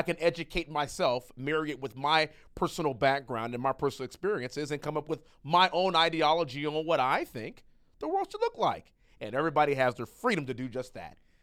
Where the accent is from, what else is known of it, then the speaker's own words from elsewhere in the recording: United States; we Americans